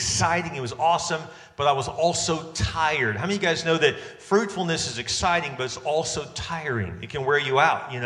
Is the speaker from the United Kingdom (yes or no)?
no; Texas, United States; I am from Texas